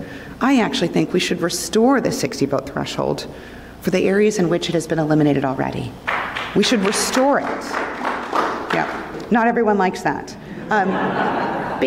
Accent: the Great Southwest, United States; I'm from the Great Southwest

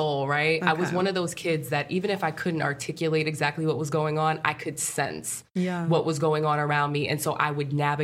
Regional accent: Poughkeepsie, New York, United States; also born or lived in Albany, New York; I'm from Poughkeepsie, New York.

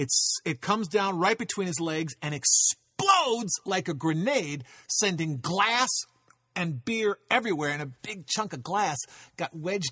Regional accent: Chicago, Illinois, United States; I grew up in Chicago, and we would go down to Florida for spring break

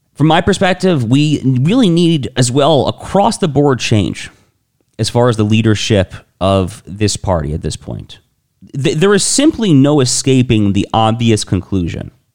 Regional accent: New York, United States; In New York State, my home state

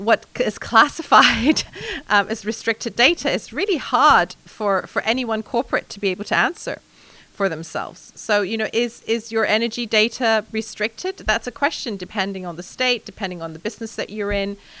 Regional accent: Hong Kong; moved away; also born or lived in mainland China; I'm 100% Chinese in upbringing and culture. I was born in Hong Kong

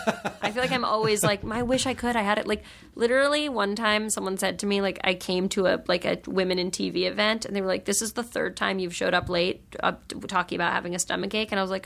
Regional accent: New York, United States; you know, I grew up in New York, and there's a lot of, like, sort of, like, that's, you know, the home of, like, you know, sassy literary gatherings and Gawker and Jezebel.

